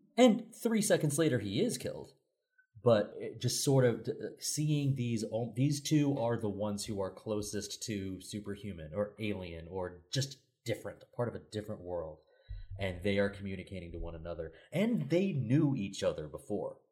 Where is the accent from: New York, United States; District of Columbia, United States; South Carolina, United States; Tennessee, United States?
Tennessee, United States; Sevierville; I'm from Sevierville, Tennessee